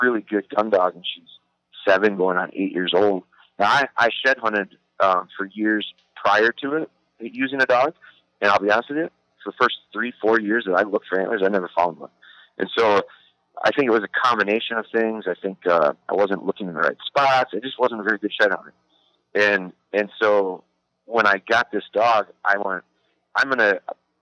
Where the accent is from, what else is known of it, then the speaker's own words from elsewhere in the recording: Wisconsin, United States; I'm from Wisconsin, so I was raised, like, it's real cultural